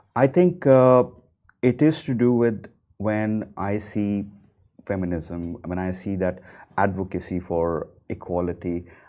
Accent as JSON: {"language": "English", "country": "India", "moved": "yes", "lives_now": "Dubai, United Arab Emirates", "said": "coming as an Indian, a non Muslim"}